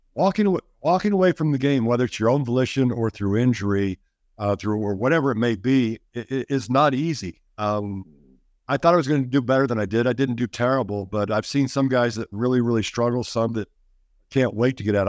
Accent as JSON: {"language": "English", "region": "Kansas", "country": "United States", "said": "I was from Kansas"}